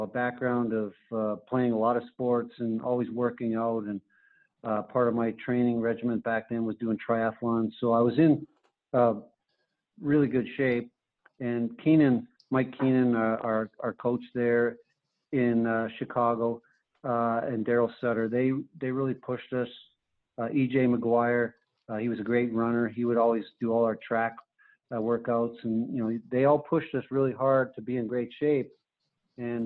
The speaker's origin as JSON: {"language": "English", "town": "Carman", "region": "Manitoba", "country": "Canada", "tie": "born or raised there", "moved": "as an adult", "said": "The University of North Dakota was only 2.5 hours away from where I grew up in Manitoba"}